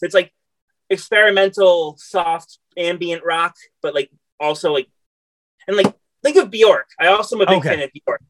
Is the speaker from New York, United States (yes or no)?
yes; New York City, New York, United States; New York City.